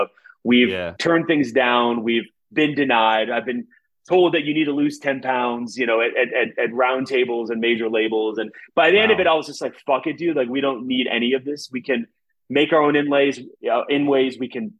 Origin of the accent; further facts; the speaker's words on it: Pittsburgh, Pennsylvania, United States; We're from Pittsburgh